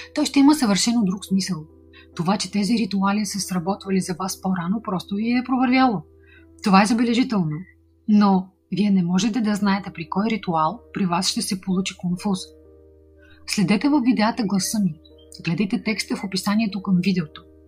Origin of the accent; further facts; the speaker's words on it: Bulgaria; от България, създател и администратор на официалният канал на Ведма Инга Хосроева за България